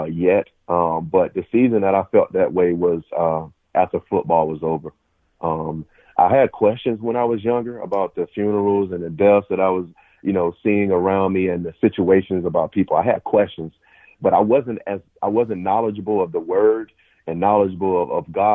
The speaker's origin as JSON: {"language": "English", "town": "Phenix City", "region": "Alabama", "country": "United States", "also_born_or_lived": "Ohio", "moved": "as an adult", "said": "I'm from Phenix City, Alabama, a small town"}